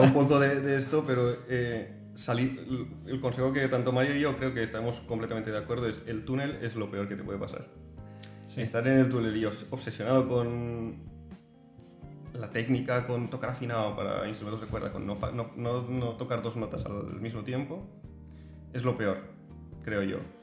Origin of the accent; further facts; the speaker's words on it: Spain; como español